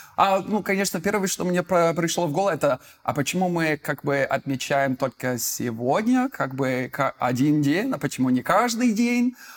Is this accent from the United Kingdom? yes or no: yes; United Kingdom; Russian is a second language; now in Moscow, Russia; я из Великобритании, живу в Москве